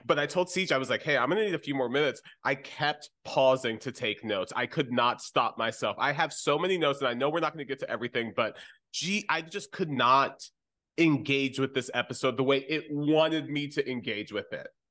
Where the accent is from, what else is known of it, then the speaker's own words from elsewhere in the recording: United States; my experience as an American